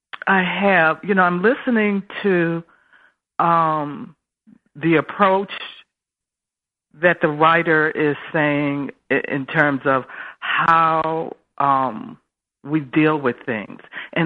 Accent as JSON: {"language": "English", "town": "Buffalo", "region": "New York", "country": "United States", "said": "I'm from Buffalo, New York."}